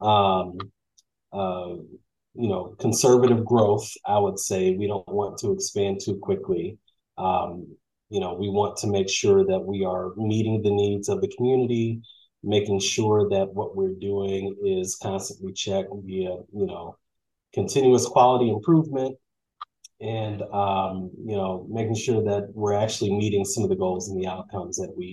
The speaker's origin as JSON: {"language": "English", "town": "St. Louis", "region": "Missouri", "country": "United States", "said": "I'm from St. Louis, Missouri"}